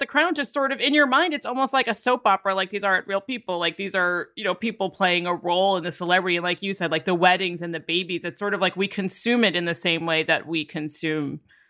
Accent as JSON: {"language": "English", "country": "United States", "said": "being American"}